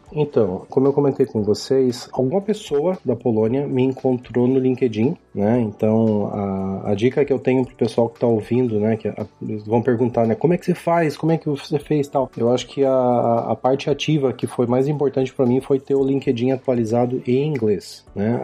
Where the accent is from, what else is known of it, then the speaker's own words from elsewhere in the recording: Ponta Grossa, Paraná, Brazil; moved away as an adult; also born or lived in Curitiba, Brazil; now in Poland; eu sou natural de Ponta Grossa, no Paraná, lar do glorioso Operário Ferroviário Esporte Clube. Nasci e me criei lá